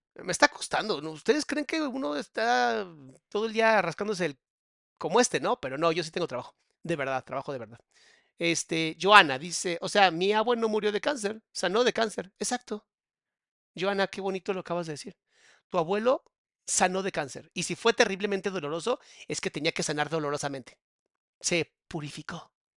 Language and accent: Spanish; Mexico; cómo somos los mexicanos